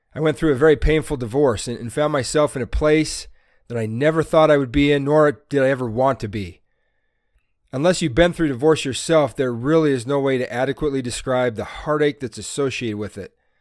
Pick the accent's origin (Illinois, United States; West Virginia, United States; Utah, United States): Utah, United States; Salt Lake City; I'm from Salt Lake City, Utah.